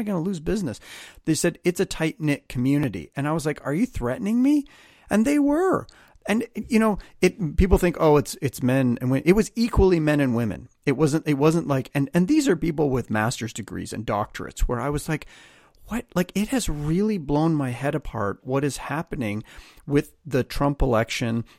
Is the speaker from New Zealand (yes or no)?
no; Canada; I'm a Canadian.